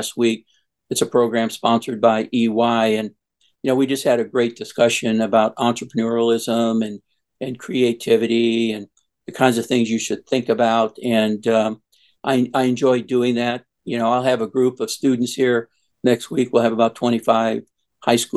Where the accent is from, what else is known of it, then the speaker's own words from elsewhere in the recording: Old Forge, Pennsylvania, United States; I'm from Old Forge, Pennsylvania. It's a coal mining town right outside of Scranton.